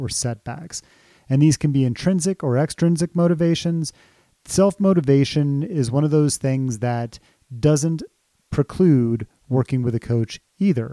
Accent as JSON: {"language": "English", "region": "Colorado", "country": "United States", "tie": "born or raised there", "said": "I can remember living here in Colorado, growing up in Colorado"}